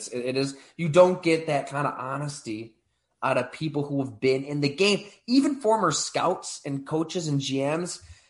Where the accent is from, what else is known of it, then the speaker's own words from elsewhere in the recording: Ellicottville, New York, United States; my hometown, Ellicottville, New York.